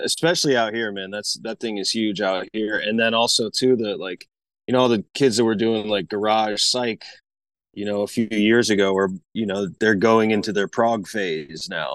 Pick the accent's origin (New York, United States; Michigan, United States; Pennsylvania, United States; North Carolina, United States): North Carolina, United States; Asheville; moved away; I'm from Asheville, North Carolina originally, so I grew up around, like, a lot of that hillbilly bluegrass type stuff